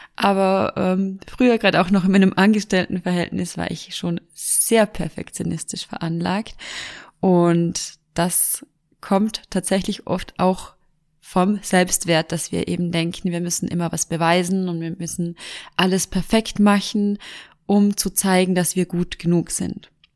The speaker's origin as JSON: {"language": "German", "region": "Vorarlberg", "country": "Austria", "said": "Bei uns in Vorarlberg"}